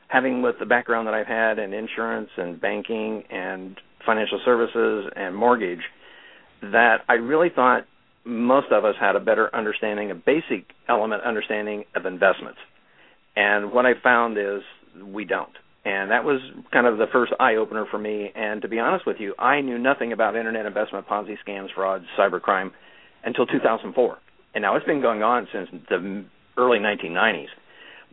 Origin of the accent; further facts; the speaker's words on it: Midwest, United States; moved away as an adult; now in California, United States; was born and raised in the Midwest, and moved to California in 1985